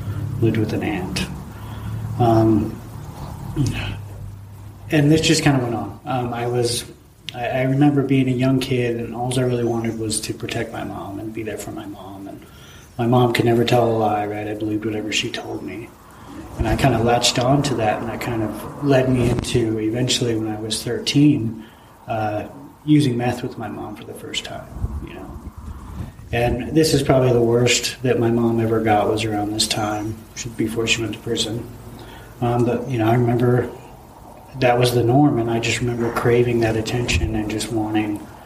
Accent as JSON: {"language": "English", "town": "Vernal", "region": "Utah", "country": "United States", "tie": "born or raised there", "also_born_or_lived": "San Diego, California", "said": "I was born in San Diego. I'm the middle child of six. My mom and my dad moved to Vernal when I was maybe a year old. So Vernal, Utah, small town."}